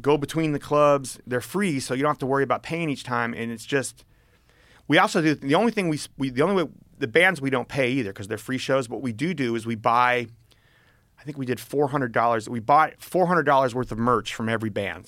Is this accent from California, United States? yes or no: yes; Berkeley, California, United States; growing up in Berkeley